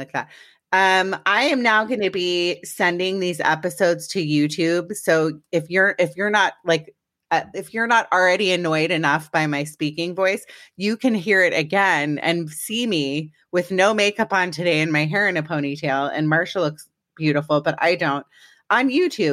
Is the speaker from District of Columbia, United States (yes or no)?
yes; Washington, District of Columbia, United States; I'm from DC originally.